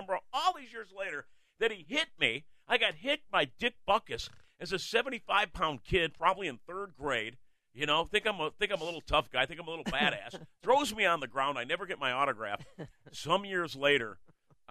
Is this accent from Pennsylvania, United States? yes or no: no; Winfield, Illinois, United States; I grew up in Winfield, went to West Chicago High School